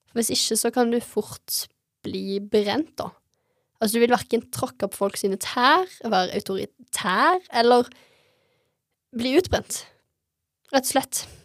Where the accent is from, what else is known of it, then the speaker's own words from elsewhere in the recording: Stavanger, Rogaland, Norway; jeg ble ikke værende i hjembyen min